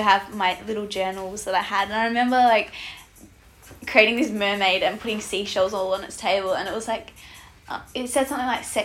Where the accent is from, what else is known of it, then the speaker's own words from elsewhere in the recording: the Pilbara, Western Australia, Australia; I grew up in the Pilbara up north.